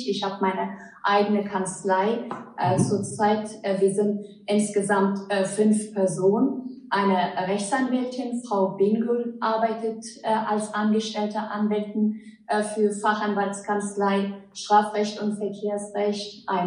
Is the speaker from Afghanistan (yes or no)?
yes; Afghanistan; German is a second language; now in Germany; Ich bin in Afghanistan geboren, dort aufgewachsen, bin als Flüchtling nach Deutschland gekommen, habe hier mein Abitur nachgeholt, Jura studiert